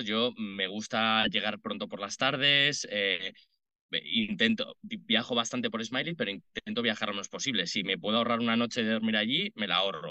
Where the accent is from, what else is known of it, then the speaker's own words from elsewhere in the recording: Madrid, Community of Madrid, Spain; also born or lived in Dublin; nací en Madrid, vivo en Madrid